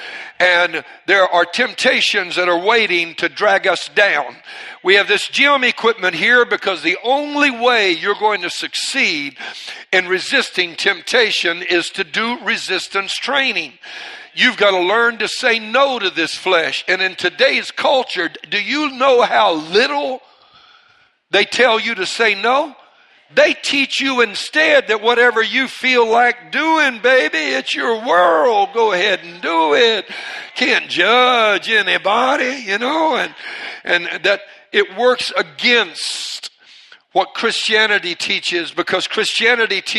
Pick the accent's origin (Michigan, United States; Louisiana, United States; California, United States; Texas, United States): Louisiana, United States; Cajun; I'm Cajun